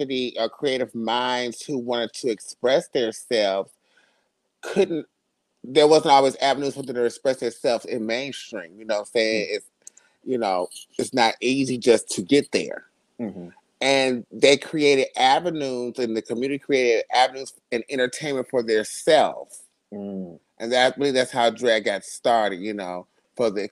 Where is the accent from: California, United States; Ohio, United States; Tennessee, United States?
Ohio, United States; Youngstown; now in Atlanta, United States; I am originally from Youngstown, Ohio